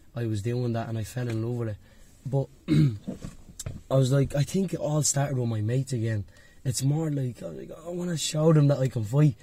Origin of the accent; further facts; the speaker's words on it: Dublin, Leinster, Ireland; I grew up in Dublin 1 where my, I had a youth club called NYP2.